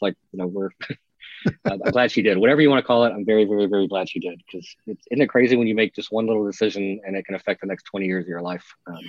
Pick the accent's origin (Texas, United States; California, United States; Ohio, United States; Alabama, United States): Texas, United States; moved away; I think literally Kelly hired me because I was from Texas.